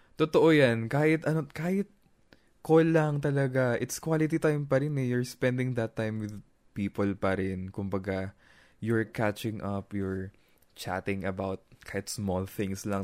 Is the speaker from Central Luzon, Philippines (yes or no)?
yes; Nueva Ecija, Central Luzon, Philippines; Ako taga Nueva Ecija, taga, doon ako sa gitna